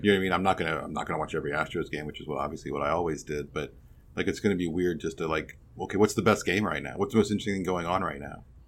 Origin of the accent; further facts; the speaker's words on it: Chicago, Illinois, United States; As a Chicagoan